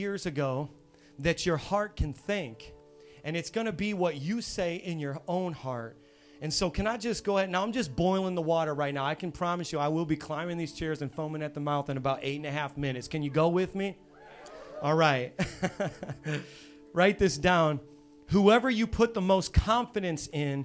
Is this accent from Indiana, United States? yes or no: yes; Hammond, Indiana, United States; moved away; I'm from Hammond, Indiana, which is on the south side of Chicago, on the Indiana side